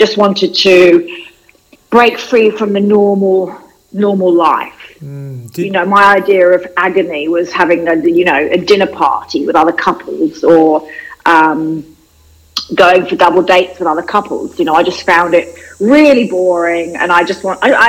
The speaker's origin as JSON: {"language": "English", "region": "London", "country": "United Kingdom", "tie": "born or raised there", "moved": "as an adult", "lives_now": "Australia", "said": "I grew up in London, and I was a journalist in London, and I came to Australia 20 years ago"}